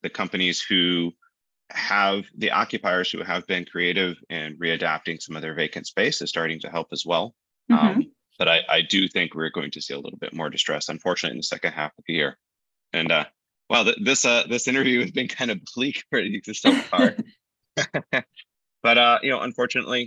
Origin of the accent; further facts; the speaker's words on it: Detroit, Michigan, United States; I grew up in Detroit